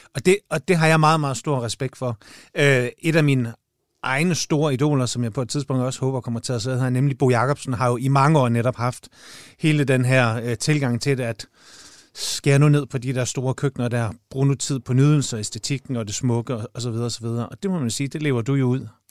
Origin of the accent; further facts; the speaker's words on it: Jutland, Denmark; moved away; jeg er jo jyde oprindeligt på herovre nu